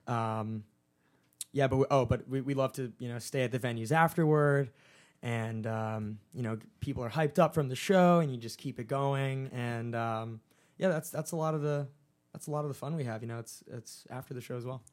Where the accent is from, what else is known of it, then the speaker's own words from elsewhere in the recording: Summit, New Jersey, United States; I'm from Summit, New Jersey